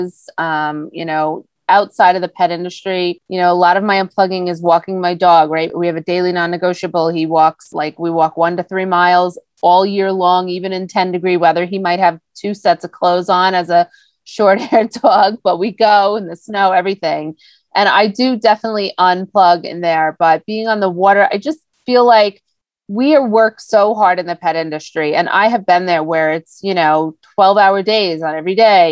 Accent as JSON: {"language": "English", "area": "Long Island", "region": "New York", "country": "United States", "tie": "born or raised there", "said": "we grew up on the Great South Bay on Long Island, boating, fishing, going to the beach"}